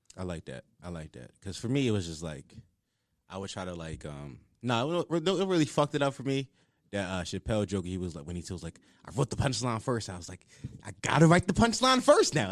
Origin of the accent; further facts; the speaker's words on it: Philadelphia, Pennsylvania, United States; I'm from Uptown